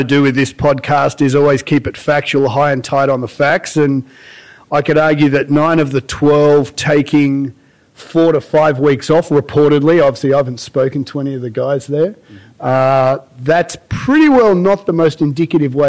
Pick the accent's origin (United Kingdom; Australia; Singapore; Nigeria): Australia; now in United States; as an Aussie who didn't really grow up with Ryder Cup